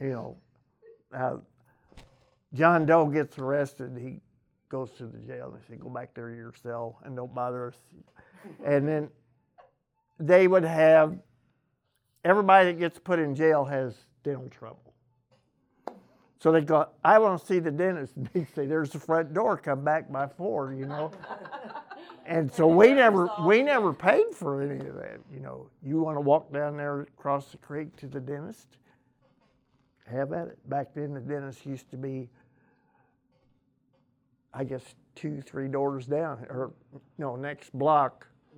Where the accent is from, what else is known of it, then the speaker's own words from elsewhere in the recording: Cape Girardeau, Missouri, United States; born there; I was born in Cape Girardeau, but I've lived here all my life